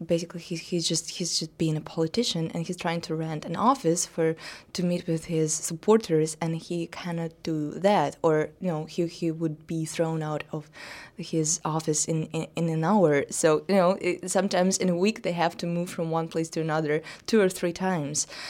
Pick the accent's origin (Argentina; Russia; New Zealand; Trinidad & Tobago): Russia; my hometown, a little small provincial uh, town in Russia